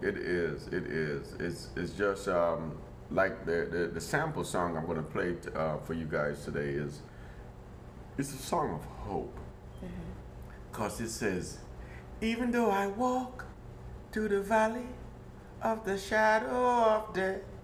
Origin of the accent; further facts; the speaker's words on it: Jamaica; also born or lived in Germany; now in Portland, United States; growing up in Jamaica